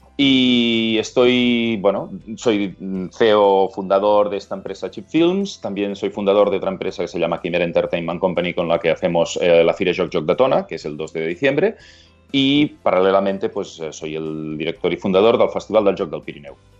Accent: Vilanova i la Geltrú, Catalonia, Spain; also born or lived in London / Australia; Yo soy de Villanova y Les Autru, que estamos a 40 kilómetros de Barcelona.

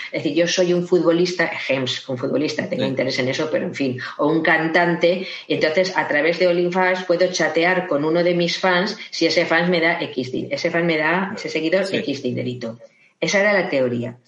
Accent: Valencia, Valencian Community, Spain; soy de Valencia

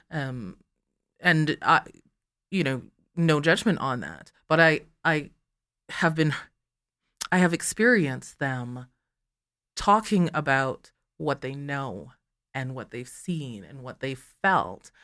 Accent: Calgary, Alberta, Canada; first language English; I'm born in Calgary

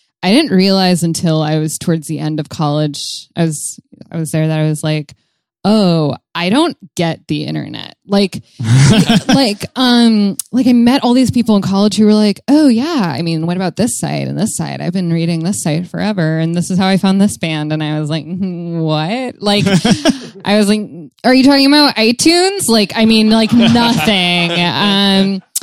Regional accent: Tucson, Arizona, United States; I'm from Tucson

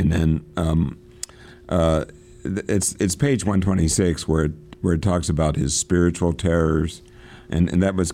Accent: Pennsylvania, United States; I'm from Pennsylvania

